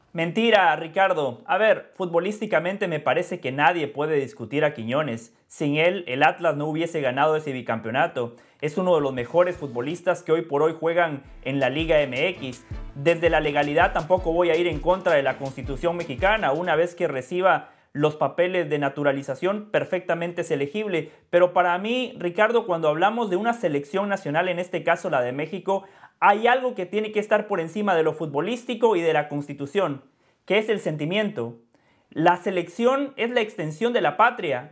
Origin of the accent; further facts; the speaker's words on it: Guatemala; now in United States; mi sentimiento está con Guatemala, porque cuando Guatemala juega, allí veo a mi madre, a mi padre, a mis hermanos, a mis amigos del barrio, eh, a las personas con las que fui a la escuela